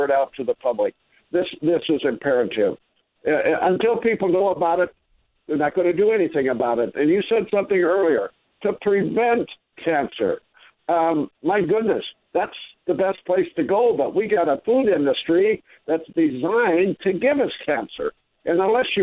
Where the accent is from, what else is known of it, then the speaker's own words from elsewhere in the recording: Midwest, United States; I grew up in the Midwest